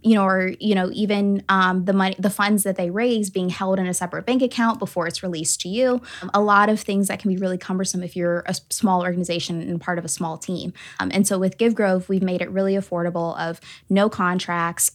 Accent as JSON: {"language": "English", "town": "Atlanta", "region": "Georgia", "country": "United States", "tie": "born or raised there", "moved": "yes", "lives_now": "South Bend, United States", "said": "I'm originally from Atlanta, Georgia, and I, I grew up only child"}